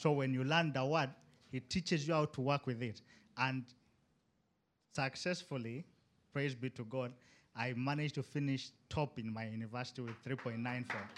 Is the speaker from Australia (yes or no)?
no; Uganda; moved away as an adult; now in Istanbul, Turkey; I'm from Uganda